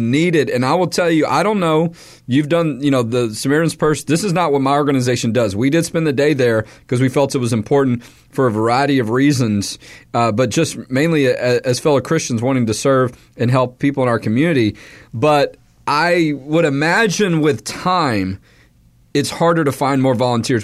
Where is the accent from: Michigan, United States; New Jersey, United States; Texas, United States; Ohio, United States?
Texas, United States; Houston; I'm from Houston, a lot of family and friends there